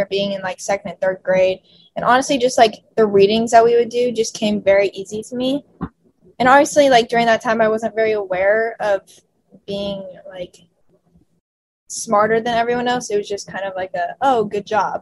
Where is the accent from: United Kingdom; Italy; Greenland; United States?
United States; Santa Clarita, California; I grew up in Santa Clarita, California.